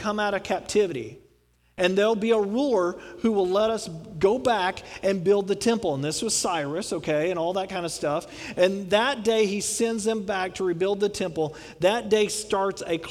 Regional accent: Texas, United States; I'm from Texas

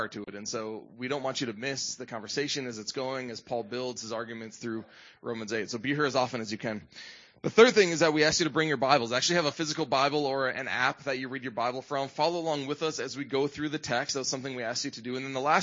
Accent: Midwest, United States; moved away; I grew up in the Midwest

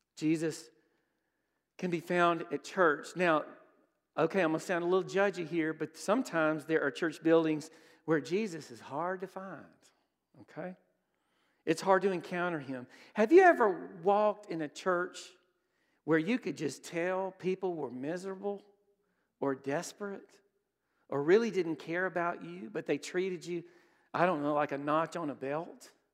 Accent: Brookhaven, Mississippi, United States; I grew up in Brookhaven

